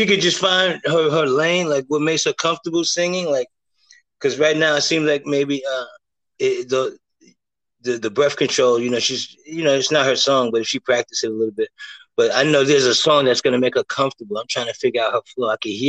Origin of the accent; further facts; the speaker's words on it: New York City, New York, United States; also born or lived in Harlem; You know I grew up in the Heights, baby girl.